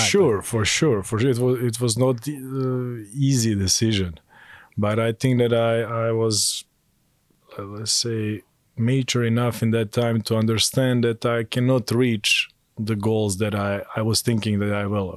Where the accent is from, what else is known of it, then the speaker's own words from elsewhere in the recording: Montenegro; moved away as an adult; also born or lived in Belgrade, Serbia; now in Taiwan; I'm originally from Montenegro and I I started to play basketball there when I was nine